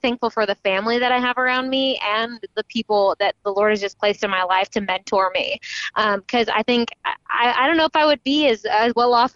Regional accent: Texas, United States; also born or lived in Tulsa, Oklahoma; growing up in Texas

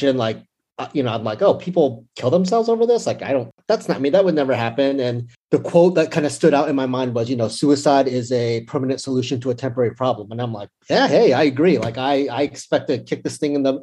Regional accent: San Francisco Bay Area, California, United States; moved away as an adult; now in Los Angeles, United States; I grew up in the Bay Area, San Francisco Bay Area, and then I recently moved to LA about a year and a half ago

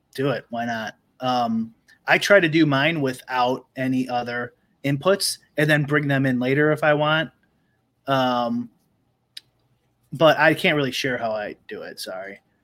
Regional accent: Chicago suburbs, Illinois, United States; I didn't grow up in Chicago, I grew up in the suburbs.

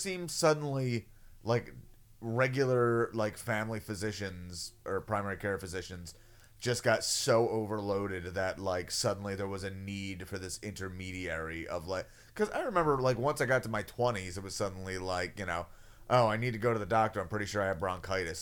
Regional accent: United States; I'm an American

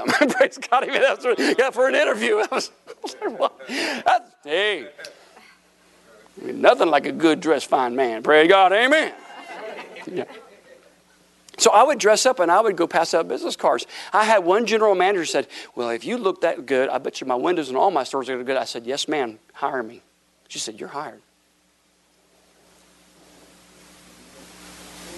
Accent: Tampa, Florida, United States; moved away as an adult; also born or lived in Broken Arrow, Oklahoma / Tulsa, Oklahoma / Chicago; I'm a Florida boy. I wasn't born in Florida, but I grew up in Florida

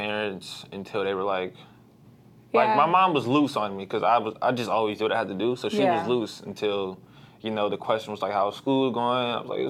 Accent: St. Louis, Missouri, United States; I'm from St. Louis. I grew up just all around St. Louis. Like, I'm not from, like, a certain part.

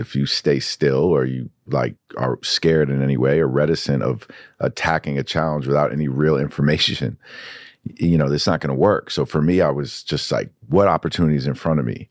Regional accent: New York, United States; I grew up in New York

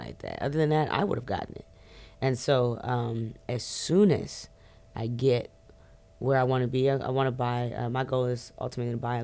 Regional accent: Forestville, Maryland, United States; Growing up in PG was amazing. I grew up in Forestville, Maryland

